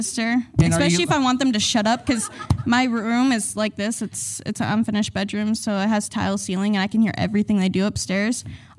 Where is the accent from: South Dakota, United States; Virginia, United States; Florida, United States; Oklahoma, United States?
South Dakota, United States; I'm from South Dakota.